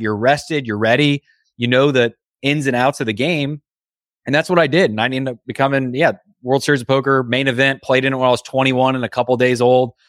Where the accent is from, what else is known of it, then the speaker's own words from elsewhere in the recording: Indiana, United States; I grew up in Indiana